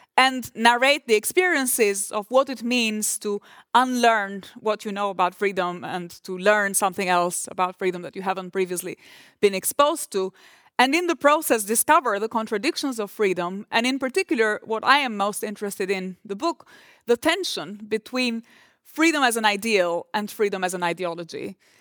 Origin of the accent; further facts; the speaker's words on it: Durrës, Durrës County, Albania; moved away; port of Durres, which is my hometown